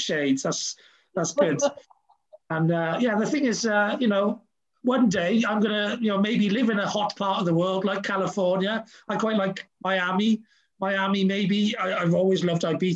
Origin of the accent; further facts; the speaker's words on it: Wales, United Kingdom; although I'm very Welsh